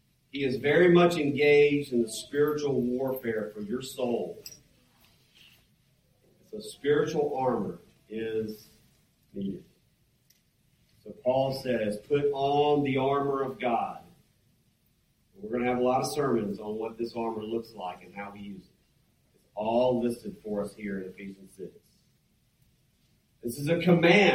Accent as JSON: {"language": "English", "region": "Mississippi", "country": "United States", "moved": "yes", "said": "I'm from Mississippi, where we got lots of farmers and other type people."}